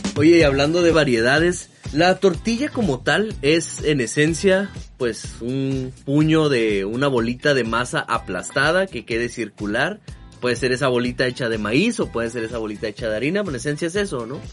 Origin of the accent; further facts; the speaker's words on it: Mexico; la comida es una parte importantísima para nosotros, ¿no? Como mexicanos